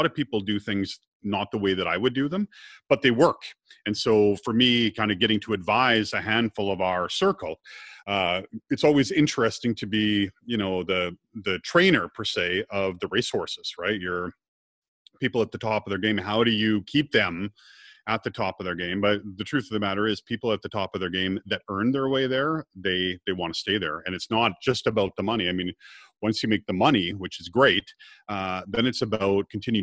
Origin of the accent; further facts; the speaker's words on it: Scotland, United Kingdom; I'm Scottish